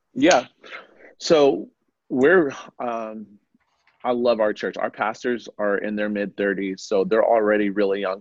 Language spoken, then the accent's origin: English; Oakland, California, United States; now in Arizona, United States; I was born and raised in Oakland, California, in the Bay Area, over in Northern California